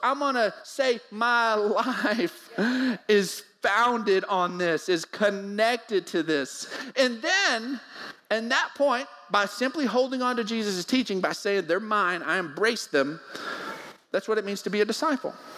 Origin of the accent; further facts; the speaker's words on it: Odessa, Texas, United States; We grew up in Odessa, so we we had to go to the lake. We had to go find water